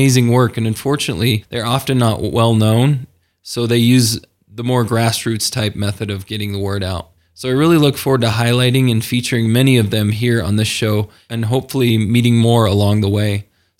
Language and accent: English; Salt Lake City, Utah, United States; also born or lived in Kansas; I grew up here in Salt Lake City most of my life. I was born in Kansas, but spent most of my years right here in the local Salt Lake area.